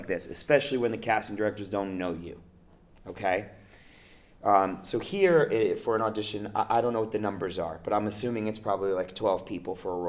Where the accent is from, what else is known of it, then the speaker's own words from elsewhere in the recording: New York, United States; moved away as an adult; now in Los Angeles, United States; I was born and raised in New York. Mm-hmm. I live in LA now.